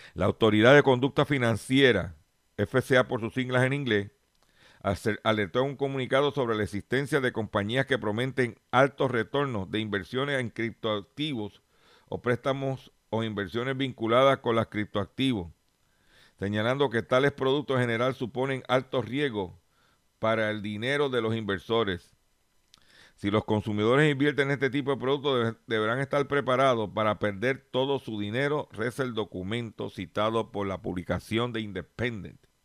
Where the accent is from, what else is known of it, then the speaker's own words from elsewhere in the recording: Lares, Puerto Rico; allá en, en mi pueblo de Lares